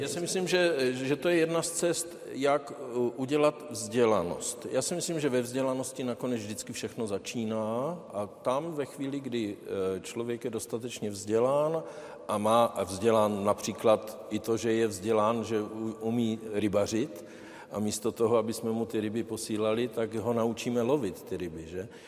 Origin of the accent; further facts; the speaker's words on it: Czechia; já jsem Čech, eh, firmu jsem postavil v České republice, zdaňuju v České republice